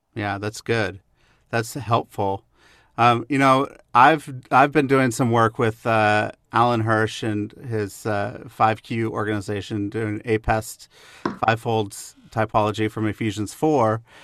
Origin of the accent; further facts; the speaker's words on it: the Northwest, Pacific Northwest, United States; now in Kansas City, United States; when I grew up in the Northwest